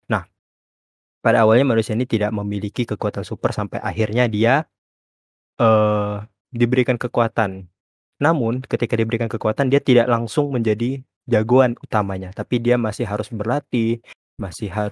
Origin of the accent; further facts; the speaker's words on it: Pontianak, West Kalimantan, Indonesia; saya asalnya dari Pontianak.